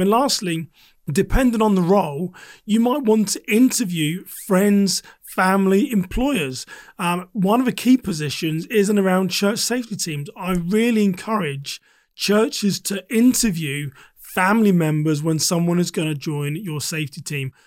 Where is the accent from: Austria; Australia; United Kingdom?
United Kingdom; England; now in United States; I am a British American, but I spent a large por-, portion of my life living in the U K.